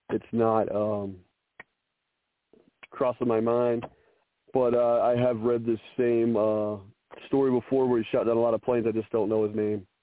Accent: Canada; I'm Canadian so, I'm Goose.

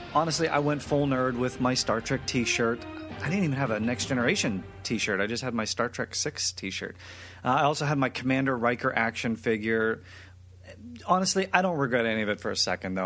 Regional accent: Western Pennsylvania, United States; I'm from Western Pennsylvania

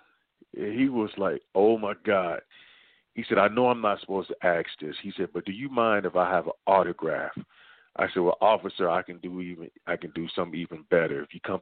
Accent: Dayton, Ohio, United States; moved away; I'm originally from Dayton, Ohio

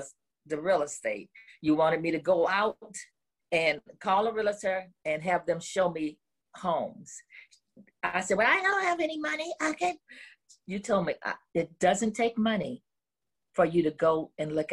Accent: New Orleans, Louisiana, United States; moved away; I'm from New Orleans

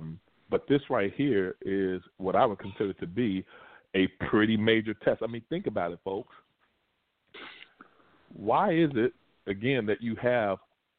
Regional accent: Lexington, Kentucky, United States; moved away; I remember still being in Kentucky, Lexington, Kentucky, which is my hometown

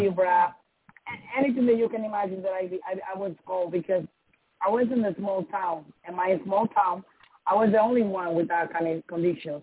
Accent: Dominican Republic; first language Spanish; English is a second language; moved away; I'm from Dominican Republic

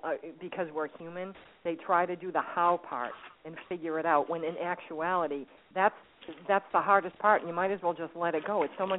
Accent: Boston, Massachusetts, United States; I'm from Boston.

